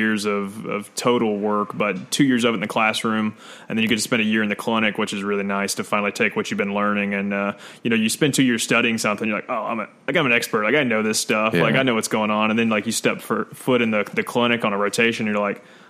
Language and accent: English; Nashville, Tennessee, United States; also born or lived in Smyrna, Tennessee / Murfreesboro, Tennessee; I am the lone ranger who actually grew up here in Nashville